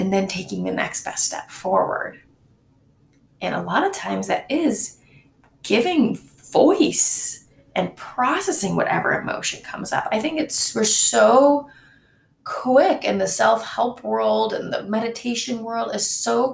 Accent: Michigan, United States; moved away; My hometown is in Michigan, and my parents still live there

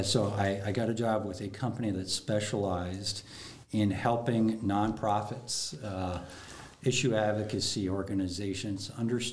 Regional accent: Kent, Ohio, United States; I grew up in Kent, Ohio

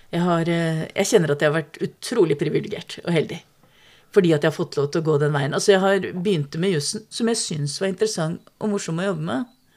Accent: Strømmen, Akershus, Norway; Vokste opp på Strømmen like utafor Oslo

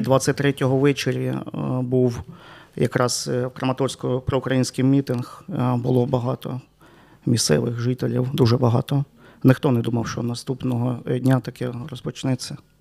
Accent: Sloviansk, Donetsk Oblast, Ukraine; moved away as an adult; now in Chernivtsi, Ukraine; Я народився в Чернівцях. У мене тут е, мешкає батько, бабуся

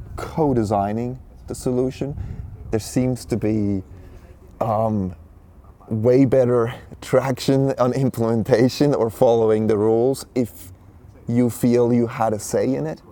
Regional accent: Switzerland; I was born and raised in Switzerland

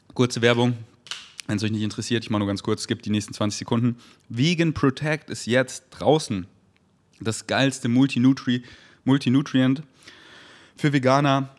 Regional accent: Germany; in Deutschland geboren zu sein

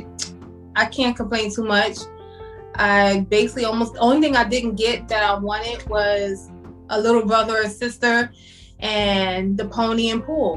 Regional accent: New York City, New York, United States; I'm from Brooklyn, born and raised. Still here

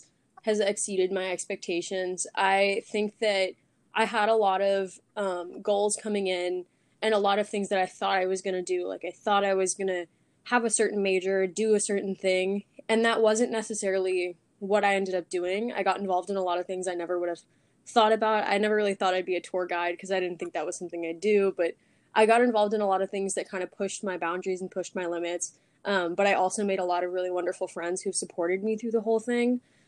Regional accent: Arlington, Virginia, United States; moved away as an adult; now in New Orleans, United States; I'm from Arlington, Virginia, and I'm a current sophomore, rising junior.

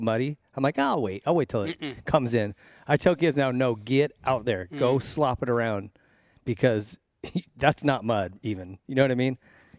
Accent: Arizona, United States; moved away; I grew up Arizona and here, and it's like, we don't get mud.

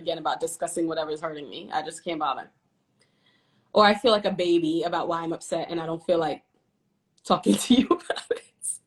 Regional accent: New York, United States; accent: New York; my New York accent

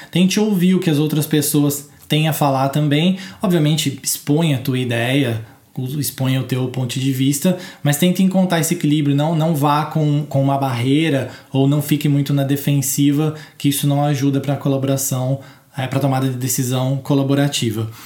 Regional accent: Brazil; a gente é brasileiro

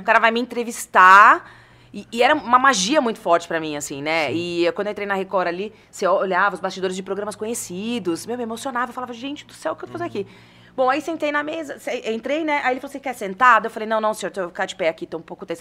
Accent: Bariri, São Paulo, Brazil; moved away; eu sou nascida em São Paulo mesmo. Mas Legal. a minha família, e onde eu fui praticamente criada na minha infância, é de Bariri, que é uma cidade pertinho de Jaú, ali, região de Bauru

